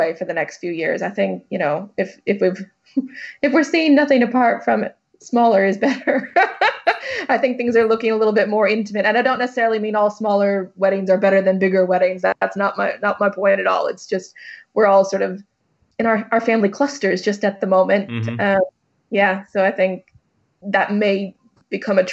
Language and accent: English; United States; moved away; I'm American, so all of my family's out there